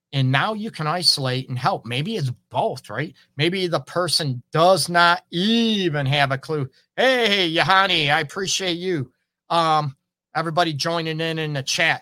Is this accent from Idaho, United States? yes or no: no; Port Huron, Michigan, United States; now in Detroit, United States; I grew up in Port Huron